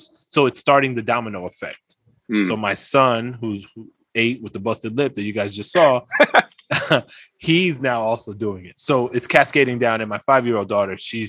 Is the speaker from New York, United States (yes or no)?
yes; New York City, New York, United States; I'm from the Bronx. Look, I'm from the Bronx